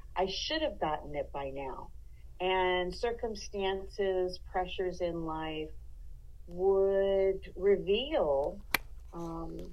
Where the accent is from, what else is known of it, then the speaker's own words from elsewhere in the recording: Los Angeles, California, United States; moved away as an adult; now in Yosemite National Park, United States; Being born and raised in Los Angeles